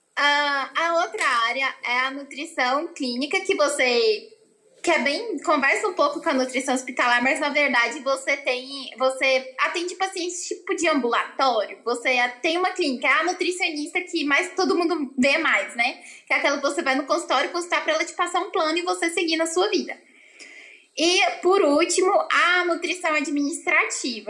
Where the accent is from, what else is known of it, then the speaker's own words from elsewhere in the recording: Goiânia, Goiás, Brazil; Eu sou daqui de Goiânia, Goiás, e sempre morei aqui a vida inteira